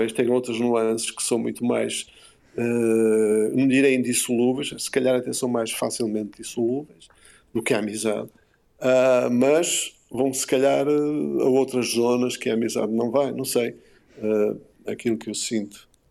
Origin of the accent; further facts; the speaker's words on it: Porto, Norte, Portugal; da Foz, um, sobretudo da Foz, uh, junto ao Rio, aquela zona onde eu cresci, a minha adolescência, parte da minha infância